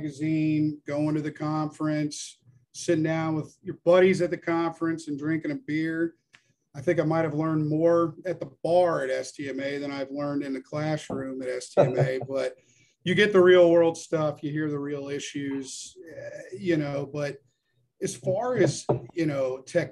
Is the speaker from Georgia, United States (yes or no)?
yes; Atlanta, Georgia, United States; I'm originally from Atlanta, so I have the Chattahoochee that runs through here